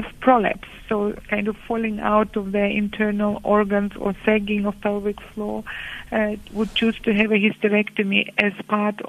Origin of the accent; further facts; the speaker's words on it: Ukraine; moved away as an adult; now in Cape Town, South Africa; I'm based in Cape Town, that's where I live, and I come from Ukraine, as some of you might be curious about my accent.